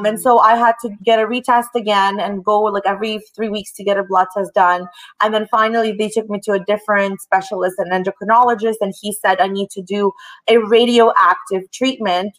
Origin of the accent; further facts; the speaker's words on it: Toronto, Ontario, Canada; also born or lived in Russia; I was born in Russia. I'm an only child. And at the age of 9, my dad decided to move my mom and I to Toronto, Canada